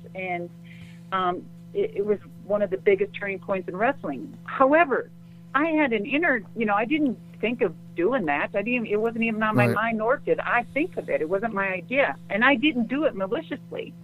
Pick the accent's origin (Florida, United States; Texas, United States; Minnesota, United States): Minnesota, United States; I'm from Minnesota